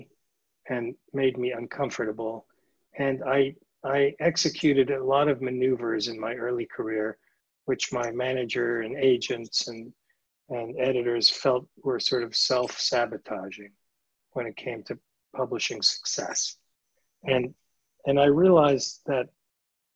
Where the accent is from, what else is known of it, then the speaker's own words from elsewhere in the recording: New York City, New York, United States; I grew up in New York City